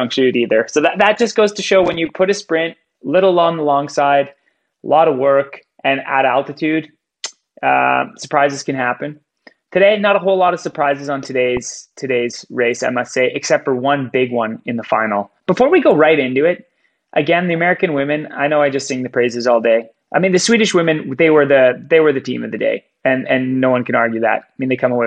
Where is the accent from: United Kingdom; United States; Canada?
Canada; moved away; I'm Canadian. I'm an immigrant